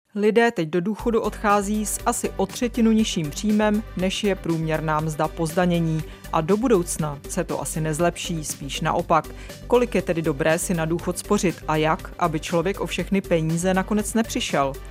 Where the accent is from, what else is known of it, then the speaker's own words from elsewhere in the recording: Czechia; jsme na tom jako Češi